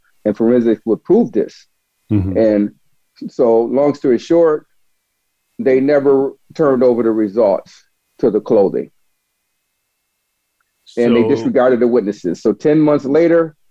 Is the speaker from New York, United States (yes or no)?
yes; Buffalo, New York, United States; now in Augusta, Georgia, United States; I grew up in Buffalo, New York